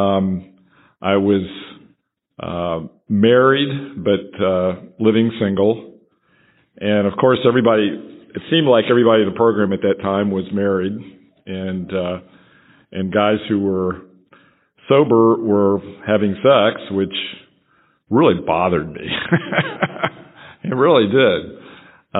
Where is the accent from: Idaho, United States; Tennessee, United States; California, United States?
Tennessee, United States; Franklin; I'm from Franklin, Tennessee